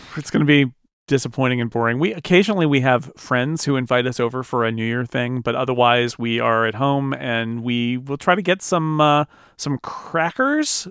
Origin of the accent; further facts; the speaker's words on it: United States; I'm an American